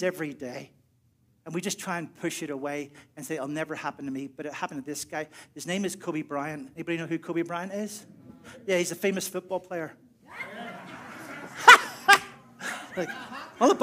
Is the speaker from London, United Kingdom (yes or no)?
no; Northern Ireland, United Kingdom; moved away; I'm from Northern Ireland